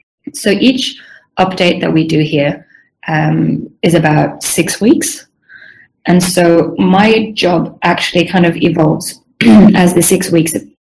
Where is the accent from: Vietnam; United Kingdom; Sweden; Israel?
Sweden; English is a second language; also born or lived in Southern Africa; now in Melbourne, Australia; And I'm Swedish originally. So my background's a little bit scattered. I grew up in Southern Africa. My family still lives there. But then I moved to my native Sweden when I was 18